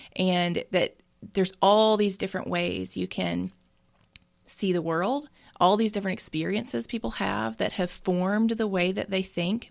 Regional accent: Mississippi, United States; I am born and raised in Mississippi

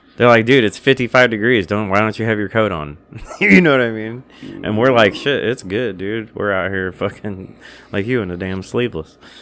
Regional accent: Illinois, United States; this is where I was born, this is my home state

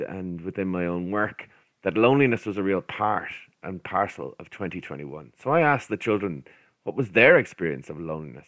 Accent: Ireland; we're Irish. We shake hands all the time. It's how we greet people.

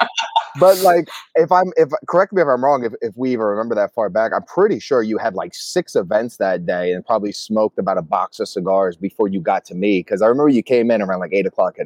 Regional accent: Atlantic City, New Jersey, United States; moved away as an adult; also born or lived in New York; I grew up in Atlantic City, New Jersey

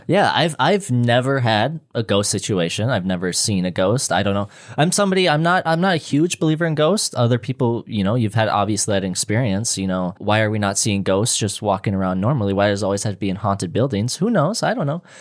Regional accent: Minnesota, United States; where I'm from in Minnesota

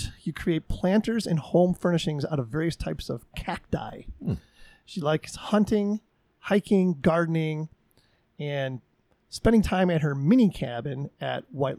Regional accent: Chicago, Illinois, United States; moved away; I'm from Chicago originally, it's the whole Midwest thing.

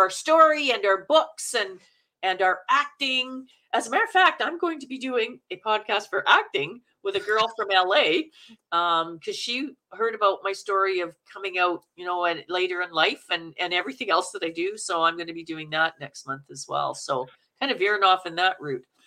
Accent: Manitoba, Canada; accent: Canuck; now in Vancouver, Canada; I'm from Manitoba.

